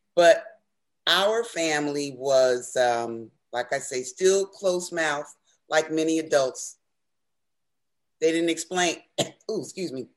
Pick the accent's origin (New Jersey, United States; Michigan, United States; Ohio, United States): New Jersey, United States; Newark; as a child growing up in Newark